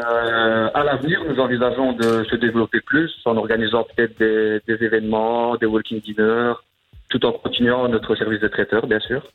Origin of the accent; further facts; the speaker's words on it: Verviers, Wallonia, Belgium; je suis originaire de Verviers.